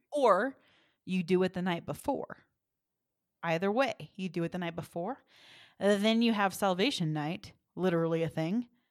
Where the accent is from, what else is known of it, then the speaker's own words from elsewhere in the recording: the South, United States; moved away; I'm from the South